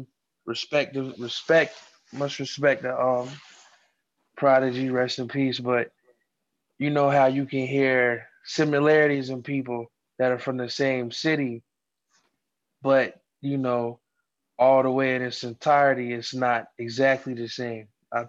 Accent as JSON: {"language": "English", "town": "Fayetteville", "region": "North Carolina", "country": "United States", "said": "I'm from Fayetteville, the 2-6, you know, Southeast."}